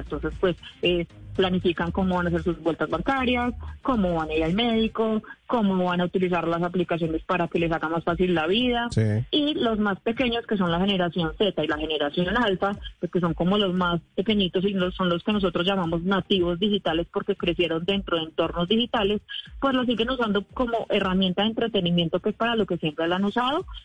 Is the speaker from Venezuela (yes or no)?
no; Colombia; somos efectivamente una, un país con menos población que otros países